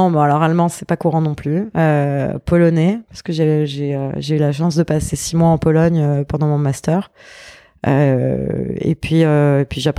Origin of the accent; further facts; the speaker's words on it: south of France, France; also born or lived in Paris; Alors, je suis née à Paris. Ouais. Euh, de parents parisiens, grands-parents parisiens, tout le monde était parisien. Et euh, quand j'avais 5 ans, euh, mes parents ont perdu tout ce qu'ils avaient et il leur restait une seule chose, c'était une maison dans le sud de la France